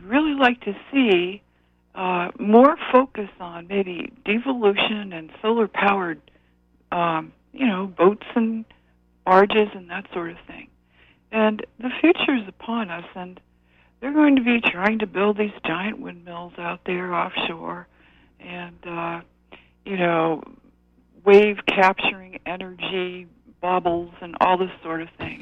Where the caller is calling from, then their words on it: Orono, Maine, United States; I'm calling from Orono